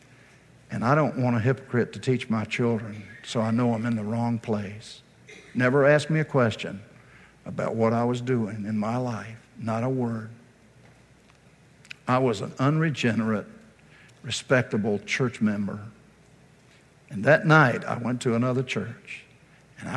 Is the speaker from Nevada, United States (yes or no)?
no; Virginia, United States; moved away; I'm from Virginia originally